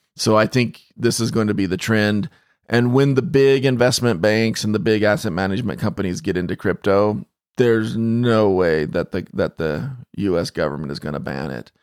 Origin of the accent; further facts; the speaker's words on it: Phoenix, Arizona, United States; I grew up in Phoenix